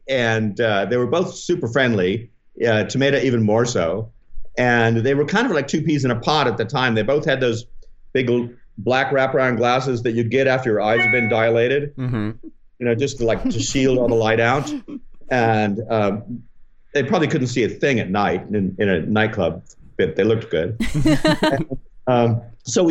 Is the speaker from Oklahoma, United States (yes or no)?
yes; Oklahoma City, Oklahoma, United States; moved away as an adult; also born or lived in Omaha, Nebraska / Springfield, Missouri / Tulsa, Oklahoma / Stillwater, Oklahoma; I was born in Omaha and then moved to Springfield, Missouri, then moved to Oklahoma City. So it, like, the early 60s, I was in Oklahoma City, and then until the beginning of high school